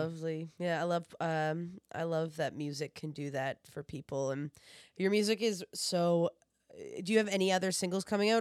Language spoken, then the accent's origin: English; New Brunswick, Canada; now in Toronto, Canada; I'm originally from New Brunswick, uh, which is out east of Canada.